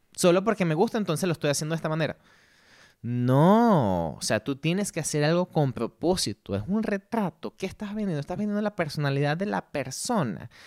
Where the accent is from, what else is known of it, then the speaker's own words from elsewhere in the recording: Ciudad Bolívar, Bolívar, Venezuela; moved away as an adult; also born or lived in Ireland; now in Madrid, Spain; soy nacido en Ciudad Bolívar, Venezuela, pero llevo ya 10 años fuera